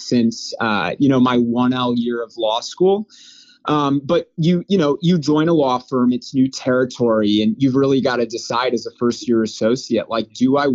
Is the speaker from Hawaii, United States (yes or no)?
no; Wheaton, Illinois, United States; now in Chicago, United States; I'm from Wheaton, Illinois